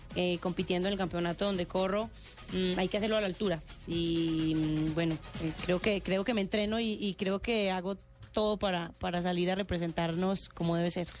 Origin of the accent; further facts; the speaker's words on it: Medellín, Antioquia, Colombia; yo soy de Medellín